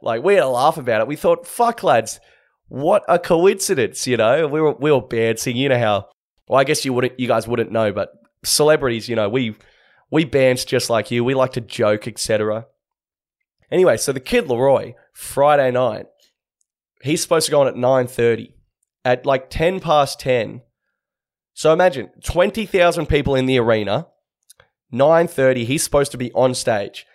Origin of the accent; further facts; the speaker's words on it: Australia; as an Australian